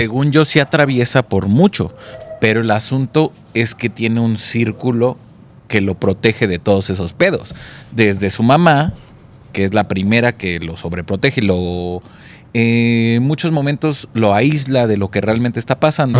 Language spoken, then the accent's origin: Spanish; Mexico City, Mexico; siendo un chilango por acá